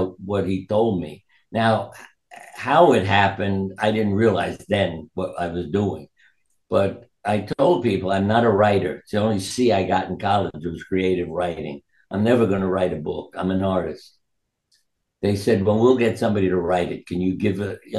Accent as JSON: {"language": "English", "town": "New York City", "region": "New York", "country": "United States", "tie": "born or raised there", "said": "I was born in New York"}